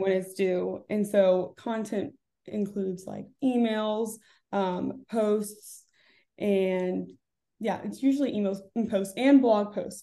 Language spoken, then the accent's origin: English; Orlando, Florida, United States; moved away as an adult; also born or lived in Davidson, North Carolina; I grew up in Orlando, Florida, with my two parents and my sister